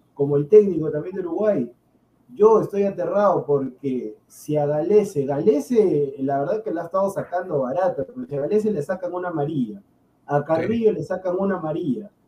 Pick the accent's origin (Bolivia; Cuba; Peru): Peru; soy peruano